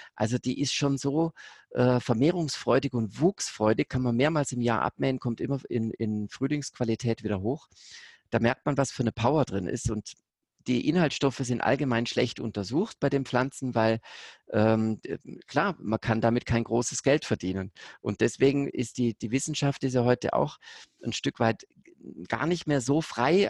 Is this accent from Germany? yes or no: yes; Konstanz, Baden-Württemberg, Germany; Ich bin ja direkt bei Konstanz da an der Grenze aufgewachsen, zweitletztes deutsches Haus